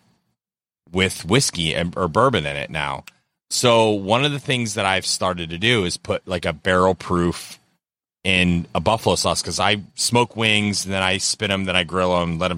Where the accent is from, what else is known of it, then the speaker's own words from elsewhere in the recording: Florida, United States; I'm from Florida